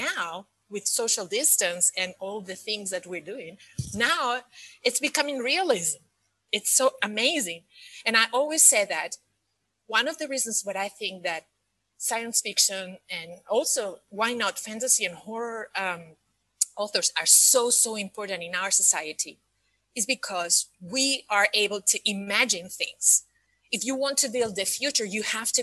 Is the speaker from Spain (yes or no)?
yes; Spain; moved away as an adult; also born or lived in Scotland / United States / Paris, France; now in Dubai, United Arab Emirates; I am originally from Spain, and I lived most of my adult life outside of my country.